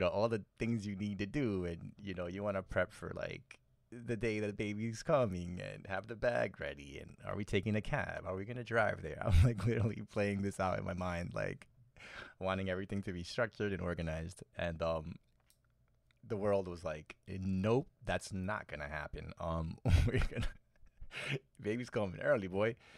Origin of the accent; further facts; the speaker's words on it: New York City, New York, United States; born and raised in New York City